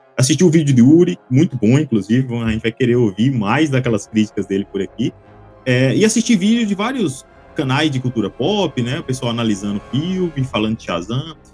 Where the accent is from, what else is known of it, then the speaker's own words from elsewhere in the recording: Minas Gerais, Brazil; Eu sou mineiro